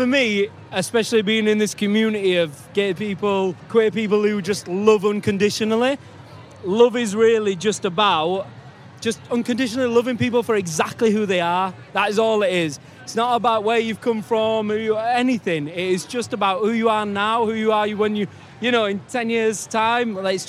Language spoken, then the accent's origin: English; Leeds, Yorkshire and the Humber, United Kingdom; We're both from Leeds.